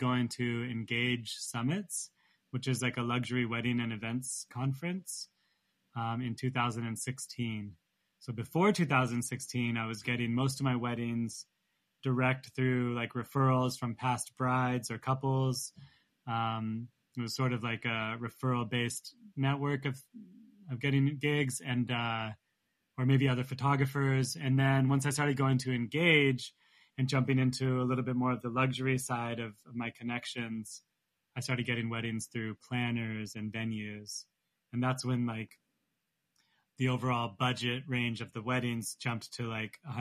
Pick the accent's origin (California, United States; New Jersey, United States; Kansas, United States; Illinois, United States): California, United States; Santa Barbara; now in New York, United States; I'm born and raised in Santa Barbara